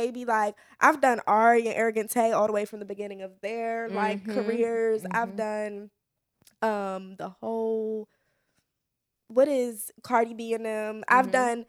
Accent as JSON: {"language": "English", "town": "Upper Marlboro", "region": "Maryland", "country": "United States", "said": "I am from PG County, Maryland. I went to Wise."}